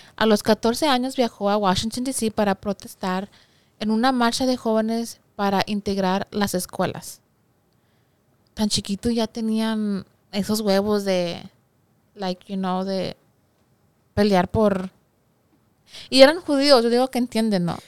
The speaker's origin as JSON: {"language": "Spanish", "country": "Mexico", "said": "soy mexicana"}